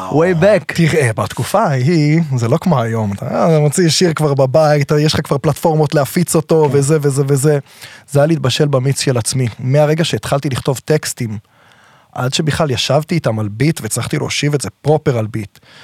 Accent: Herzliya, Tel Aviv District, Israel; גדלתי בהרצליה, בעיר, במקור

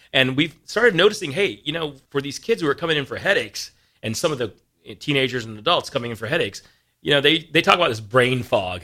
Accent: East Coast, United States; moved away as an adult; now in Lincoln, Nebraska, United States; I came from the East Coast. Right. Uh, grew up there

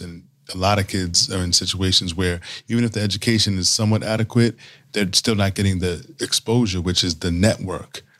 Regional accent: New York City, New York, United States; moved away as an adult; I grew up in New York City

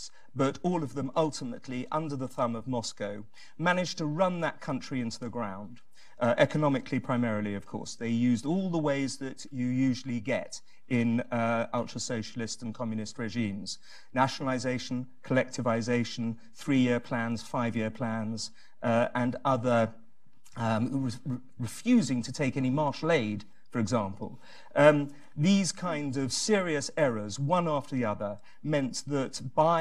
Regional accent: England, United Kingdom; As an Englishman

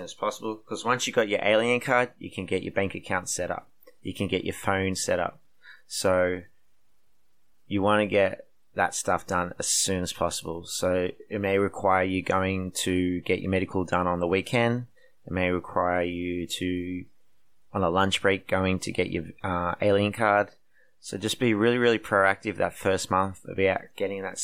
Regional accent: Australia; moved away as an adult; now in South Korea; I come from Australia

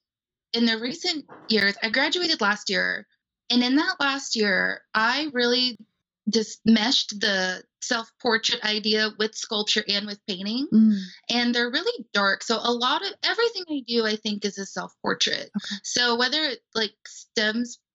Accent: Los Angeles, California, United States; now in Missouri, United States; I grew up in Los Angeles, California

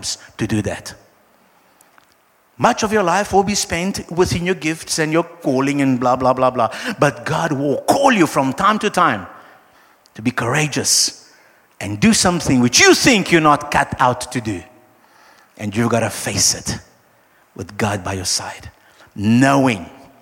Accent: Brazil; now in South Africa; I am from Brazil

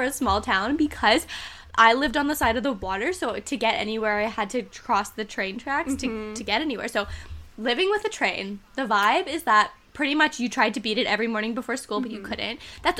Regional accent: Ontario, Canada; born there; I can never really identify completely with the small town aesthetic in the way that I wasn't born there. I was born in Ontario

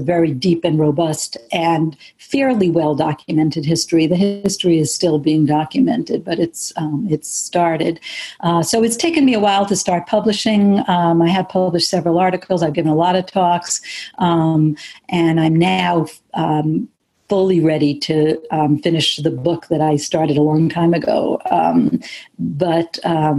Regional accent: United States; having been raised as an American Jew myself

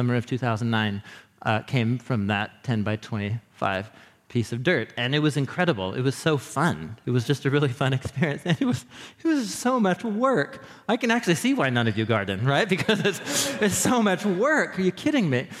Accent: Portland, Oregon, United States; moved away as an adult; also born or lived in Madison, Wisconsin; I grew up in Portland

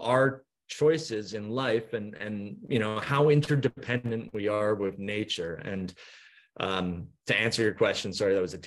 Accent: Vancouver, British Columbia, Canada; accent: Canadian; now in Norfolk Island, Australia; My accent is Canadian. I'm from Vancouver originally

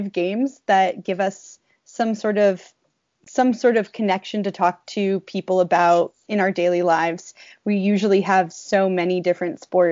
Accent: New England, United States; moved away as an adult; I grew up in New England and grew up playing sports for my whole life

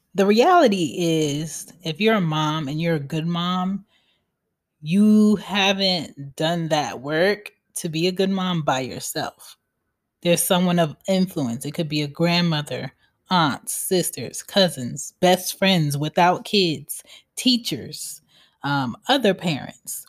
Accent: Philadelphia, Pennsylvania, United States; I'm from Philly

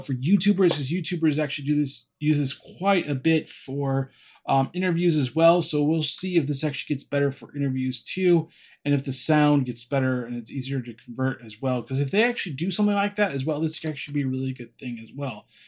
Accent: California, United States; I'm from California

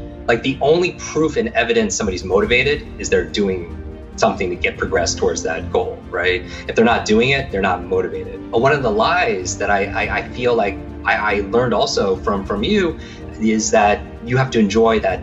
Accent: Northeast, United States; I grew up in the Northeast.

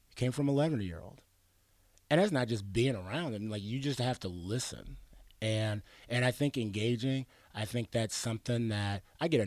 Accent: Arizona, United States; also born or lived in Pittsburgh, Pennsylvania / Washington / New Mexico; I was born in Pittsburgh, lived in Washington State, New Mexico, and I claim coming from Arizona because that's where they brought me kicking and screaming from.

